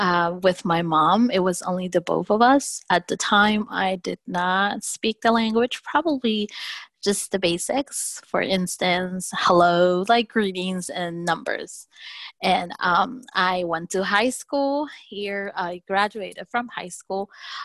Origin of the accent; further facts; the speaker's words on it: Carteret, New Jersey, United States; I am from Carteret, New Jersey.